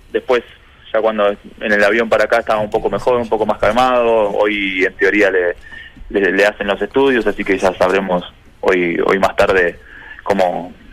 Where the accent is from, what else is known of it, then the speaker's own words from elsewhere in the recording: Río Negro, Argentina; moved away; Yo soy de Río